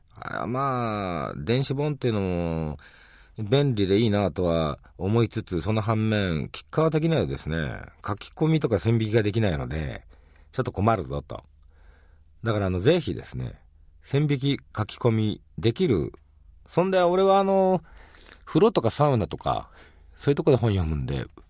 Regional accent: Hiroshima, Japan; 広島出身ですけど、大阪のお好み焼きも大好きなんですね

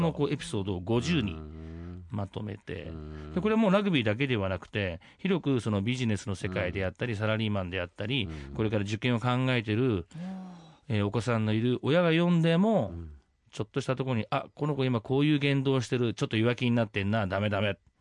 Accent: Oita, Japan; 私はその大分 舞鶴高校出身

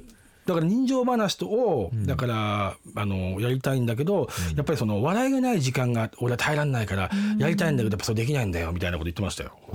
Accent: Tokyo, Japan; ずっと僕東京なんですけど

